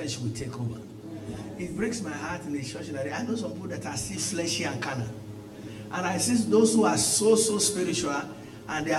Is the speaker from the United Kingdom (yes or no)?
no; Nigeria; moved away as an adult; where I came from Nigeria